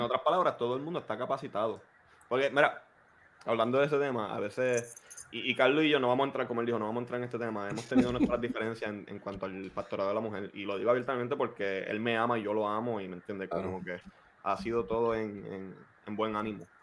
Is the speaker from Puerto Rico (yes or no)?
yes; Puerto Rico; crecimos, los cuatro crecimos en Puerto Rico